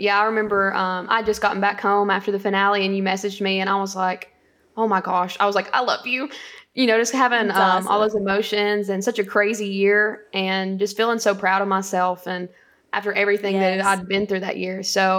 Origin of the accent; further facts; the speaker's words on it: Winchester, Tennessee, United States; So I grew up in Grootley Lager, Tennessee, and Winchester, Tennessee later on. But so growing up, small town